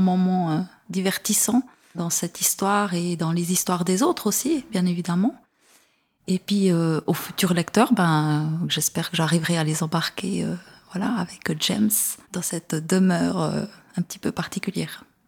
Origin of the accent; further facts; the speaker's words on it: Neuchâtel, Switzerland; je viens de Neuchâtel